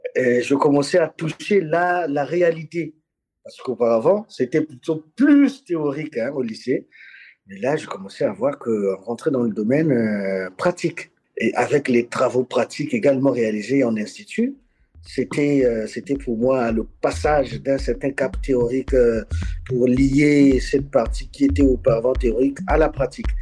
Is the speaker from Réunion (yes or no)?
no; Republic of the Congo; moved away as an adult; also born or lived in Cameroon / Democratic Republic of the Congo; now in Dili, Timor-Leste; J'ai grandi au Congo-Brazzaville, pays dans lequel je suis né